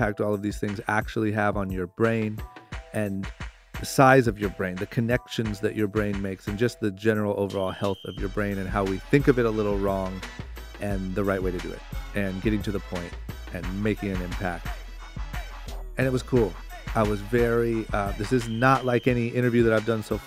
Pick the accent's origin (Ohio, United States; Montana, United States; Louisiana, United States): Ohio, United States; Akron; I grew up in Akron, Ohio